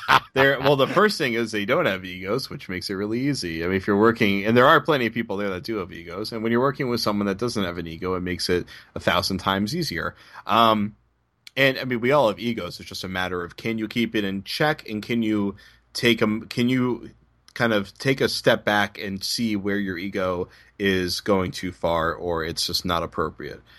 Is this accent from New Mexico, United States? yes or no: no; Boston, Massachusetts, United States; the hot take culture that I grew up in in Boston